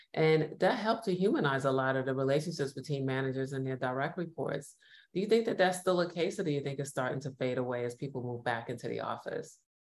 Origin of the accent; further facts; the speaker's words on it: New York, United States; now in Los Angeles, United States; I'm based in Los Angeles, originally from New York, which many of you could probably hear from my accent